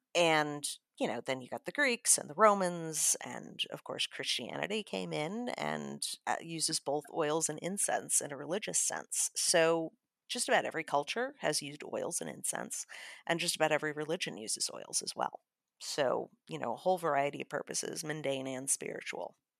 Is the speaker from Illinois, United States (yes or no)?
yes; Chicago, Illinois, United States; I'm from Chicago